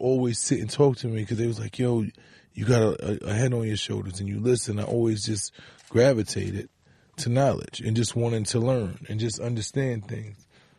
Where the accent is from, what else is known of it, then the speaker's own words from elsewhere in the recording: New York City, New York, United States; I'm from the Bronx in the core of the ghetto where that was a way of life, you know, especially when we was young.